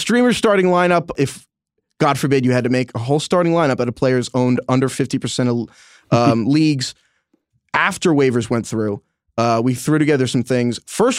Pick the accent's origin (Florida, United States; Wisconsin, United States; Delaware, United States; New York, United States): New York, United States; accent: New York; Like I'm from New York. Like, oh, Juszczyk.